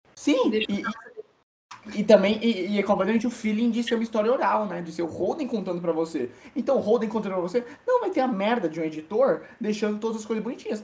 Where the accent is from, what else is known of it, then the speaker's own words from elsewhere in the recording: São Paulo, Brazil; Eu sou paulista